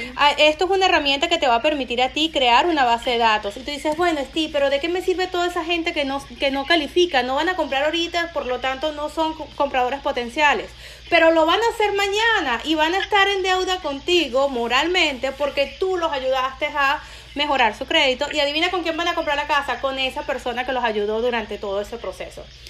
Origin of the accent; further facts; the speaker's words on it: Venezuela; moved away as an adult; now in United States; cuando me vine de Venezuela, eh, siendo ciudadana americana